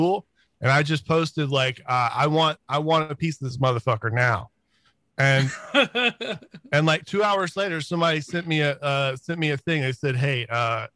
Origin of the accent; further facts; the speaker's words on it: Florida, United States; now in Texas, United States; I'm from Florida originally. I'm in Texas now.